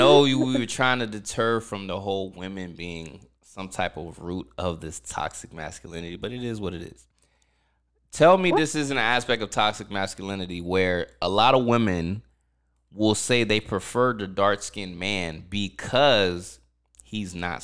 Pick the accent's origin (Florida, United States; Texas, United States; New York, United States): Florida, United States; Orlando; moved away as an adult; now in California, United States; I'm from Orlando, so I know mad people out there, whether it be from high school or growing up as an older man